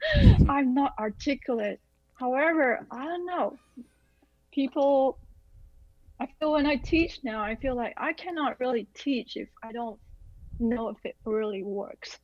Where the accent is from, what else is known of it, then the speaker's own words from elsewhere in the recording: Malaysia; also born or lived in Illinois / Midwest; now in Los Angeles, United States; growing up in Malaysia